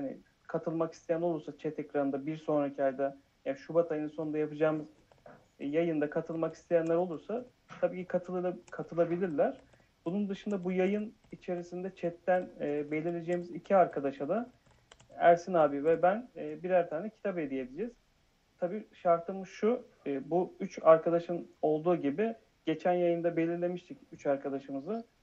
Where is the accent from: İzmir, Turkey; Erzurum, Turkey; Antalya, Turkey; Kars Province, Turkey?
Erzurum, Turkey; now in Istanbul, Turkey; 37 yaşındayım. İstanbul'da yaşıyorum. Aslen Erzurumluyum.